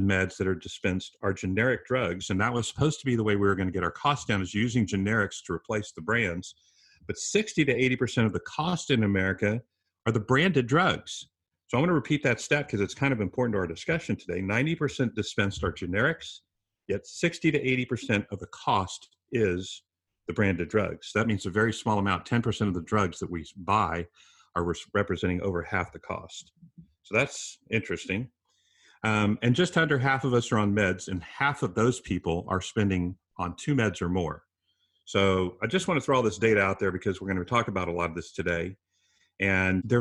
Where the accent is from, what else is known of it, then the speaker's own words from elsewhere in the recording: San Antonio, Texas, United States; my hometown of San Antonio, Texas